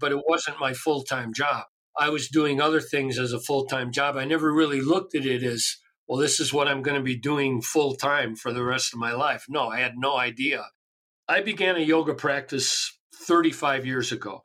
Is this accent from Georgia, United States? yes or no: no; Chicago, Illinois, United States; I grew up in Chicago